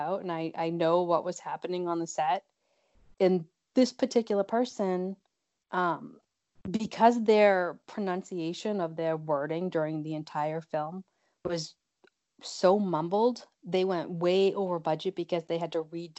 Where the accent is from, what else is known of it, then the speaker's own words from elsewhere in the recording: Boston, Massachusetts, United States; I'm from Boston, Mass., and I am an actor